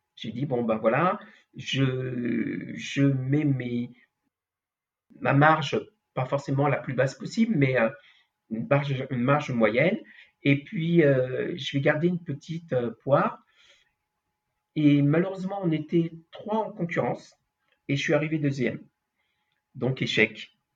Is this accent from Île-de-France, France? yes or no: yes; Paris, Île-de-France, France; also born or lived in Antilles (ancestry); je suis d'origine euh, antillaise, même si je suis né euh, sur Paris, dans le 6 sixième en plus